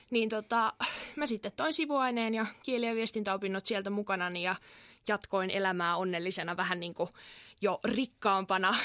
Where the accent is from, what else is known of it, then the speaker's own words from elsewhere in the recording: Kerava, Uusimaa, Finland; moved away as an adult; now in Turku, Finland; mä oon itse Keravalta kotoisin